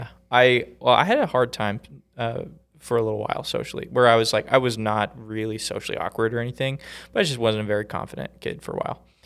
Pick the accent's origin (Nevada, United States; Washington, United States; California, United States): Washington, United States; Vancouver; moved away as an adult; now in Utah, United States; I grew up in, in Washington State.